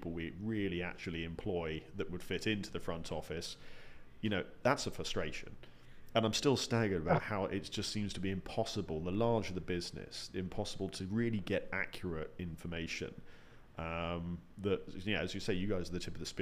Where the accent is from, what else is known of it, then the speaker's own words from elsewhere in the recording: United Kingdom; as a Brit